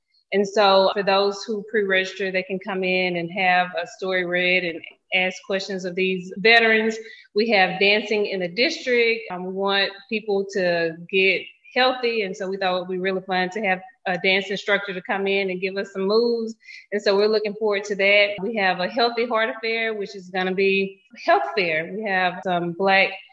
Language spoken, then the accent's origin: English; Cypress Creek, United States; now in Hattiesburg, United States; I'm from Cypress Creek. It's a little small town. So I could never not say that that's where I'm from because that's where I went to high school